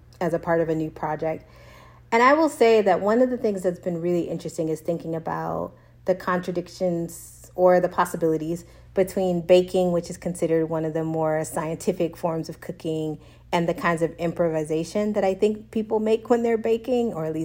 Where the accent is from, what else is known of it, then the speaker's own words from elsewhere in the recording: Texas, United States; moved away as an adult; now in Austin, United States; I'm originally from Texas, Austin's new to me. Yeah. And also I haven't lived in Texas in 15 years